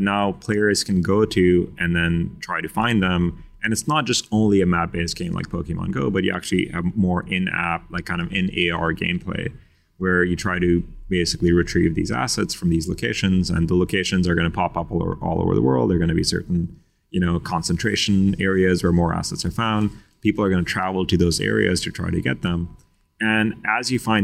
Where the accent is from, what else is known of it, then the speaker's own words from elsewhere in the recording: Pakistan; I'm from Pakistan